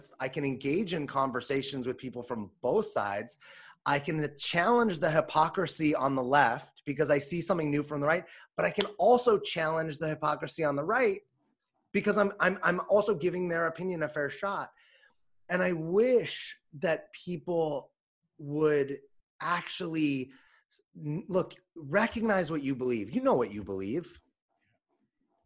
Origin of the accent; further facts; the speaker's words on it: Los Angeles, California, United States; I grew up in Los Angeles